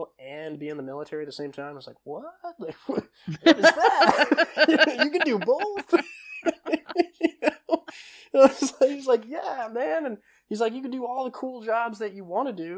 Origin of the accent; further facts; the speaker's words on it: Deerfield, Illinois, United States; I grew up, I'm originally from Illinois. I went to high school in Deerfield, Illinois